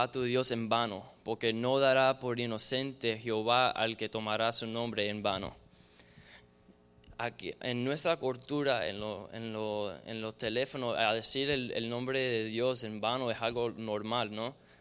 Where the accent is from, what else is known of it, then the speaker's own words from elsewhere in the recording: Cuba; now in United States; Donde nosotros vinimos de Cuba, de diferentes tierras de Latinoamérica, hay, brujería y hay, santería y diferentes cosas así